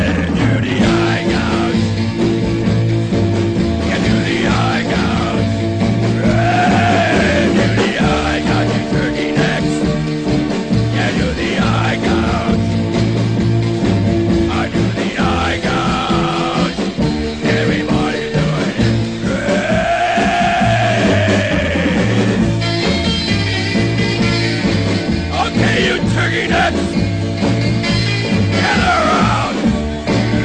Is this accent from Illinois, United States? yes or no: no; New York City, New York, United States; now in Orlando, United States; I come from New York City. Sure, you couldn't tell by my accent.